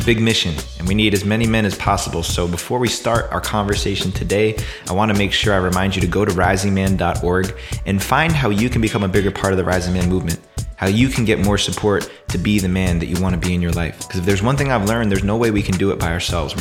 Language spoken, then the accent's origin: English; East Coast, United States; now in California, United States; I grew up on the East Coast where summertime was all about those really intense thunderstorms